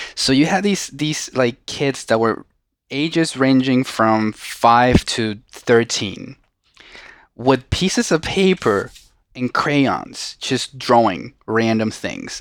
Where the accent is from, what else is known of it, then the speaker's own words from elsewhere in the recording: Venezuela; English is a second language; moved away as an adult; now in United States; I was born and raised in Venezuela. right? And I spend basically all of my life there until April tenth of two thousand eleven, which is when I came to the United States.